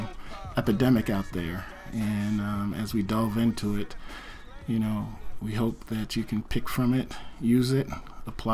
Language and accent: English; New Jersey, United States; also born or lived in North Bend, Washington; now in Oregon, United States; I'm originally from New Jersey